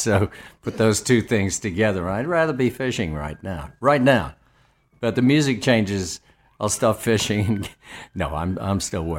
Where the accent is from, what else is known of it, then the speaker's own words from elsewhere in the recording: Australia; I'm not a fan of either country, so obviously I'm Australian.